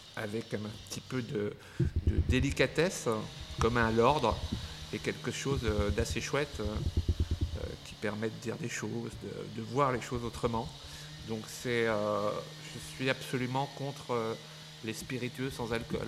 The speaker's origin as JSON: {"language": "French", "town": "Dijon", "region": "Bourgogne-Franche-Comté", "country": "France", "tie": "born or raised there", "also_born_or_lived": "Casablanca, Morocco", "moved": "as an adult", "lives_now": "Paris, France", "said": "je suis né en Afrique, à Casablanca. J'ai habité euh, longtemps dans ma jeunesse à Dijon, en Bourgogne. Et puis, comme beaucoup de, gens, je suis venu à Paris pour mes études. J'y suis resté."}